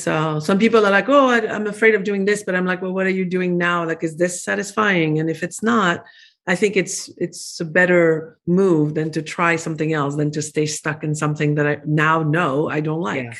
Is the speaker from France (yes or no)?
yes; France; English is a second language; moved away as an adult; now in Arizona, United States; I was born in France